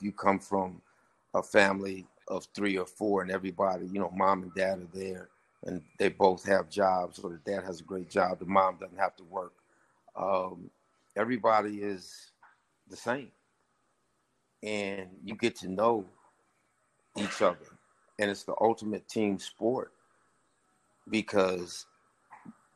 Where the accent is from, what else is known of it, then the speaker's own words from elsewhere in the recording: Santa Monica, California, United States; moved away as an adult; also born or lived in Los Angeles, California; now in Jackson, United States; growing up in Santa Monica, California, I grew up in a very diverse neighborhood